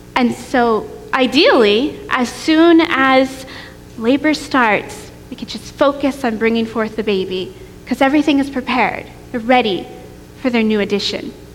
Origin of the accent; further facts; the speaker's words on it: New York, United States; moved away as an adult; also born or lived in Tennessee; I grew up in New York State and I went to college in Tennessee.